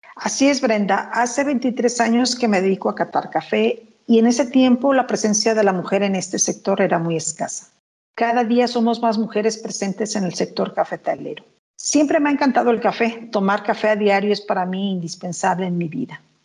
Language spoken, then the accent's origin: Spanish; Coatepec, Veracruz, Mexico; also born or lived in United States; Soy originaria de Coatepec, Veracruz, uno de los estados emblemáticos en la producción del café